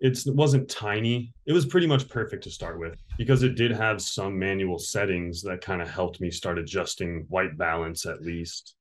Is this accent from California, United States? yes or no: yes; Victorville, California, United States; also born or lived in Ohio; now in Long Beach, United States; I grew up in the high desert, which Apple Valley, Victorville, it's kind of on the way to Las Vegas